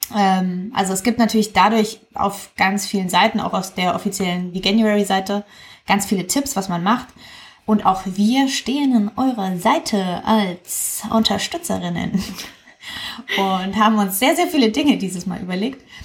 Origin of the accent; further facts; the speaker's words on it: East Germany, Germany; die Tradition in meiner Familie. Wir kommen ja aus Ostdeutschland